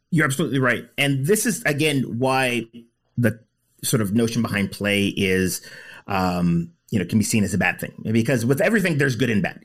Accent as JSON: {"language": "English", "country": "United States", "tie": "born or raised there", "said": "I grew up in the States"}